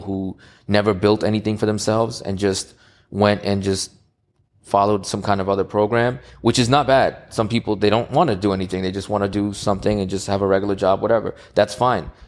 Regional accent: New York City, New York, United States; in Queens, New York. I'm from Queens

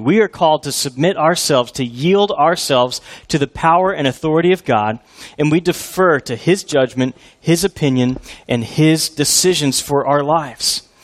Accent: Houston, Texas, United States; I grew up in Houston as an Oilers fan

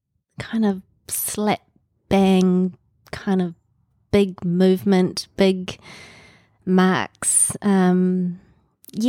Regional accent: Auckland, New Zealand; also born or lived in Te Kuiti / Singapore / Thames / England; I was born in Te Kuiti, and soon after that we moved. We moved quite a lot when I was a young child. We lived in Singapore, in Thames back in New Zealand, in various places around Auckland and in England, and came back to Auckland when I was starting high school.

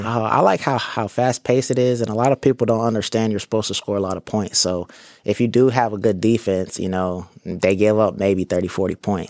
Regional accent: Corpus Christi, Texas, United States; moved away as an adult; I'm from Corpus

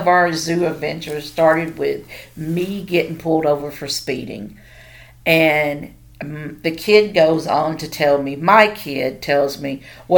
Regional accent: Tennessee, United States; moved away as an adult; now in Oklahoma, United States; I'm from Tennessee

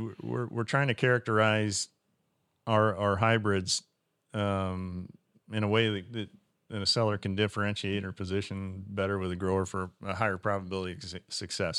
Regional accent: Western Iowa, United States; I started out as a, a retail seller at, at West Central Co-op in, in Western Iowa, in my hometown

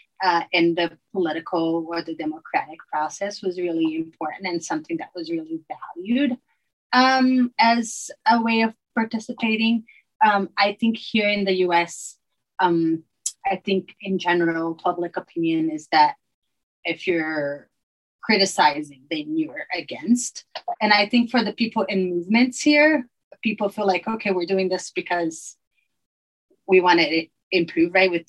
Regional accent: Brazil; moved away as an adult; now in Utah, United States; I was born in Brazil, and Brazil was still under dictatorship when I was born. And I feel like I grew up, just my people around me, my family

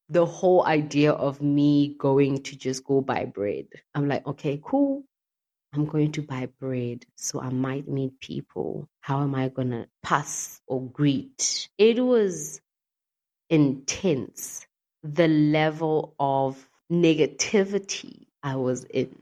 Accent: Mpumalanga, South Africa; moved away as an adult; also born or lived in Cape Town; I moved away from Cape Town and came back home in MP, Mpumalanga

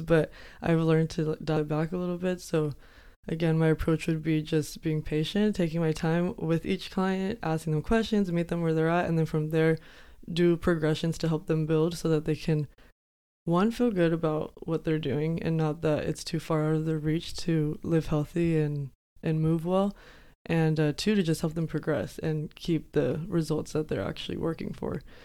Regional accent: Yuma, Arizona, United States; I am from Yuma, born and raised

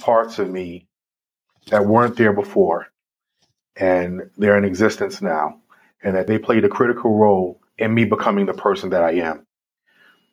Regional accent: New York City, New York, United States; I grew up in the South Bronx at a time that was probably considered one of the most violent times in New York history

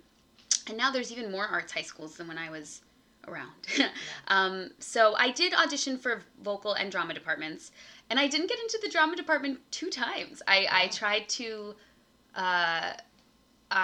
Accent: New York City, New York, United States; I was the only native New Yorker

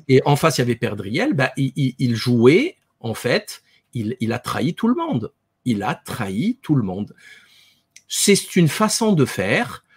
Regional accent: France; en tant que Français

